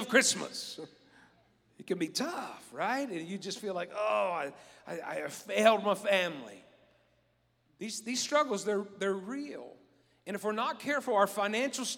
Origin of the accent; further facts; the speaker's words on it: West Virginia, United States; I'm from West Virginia.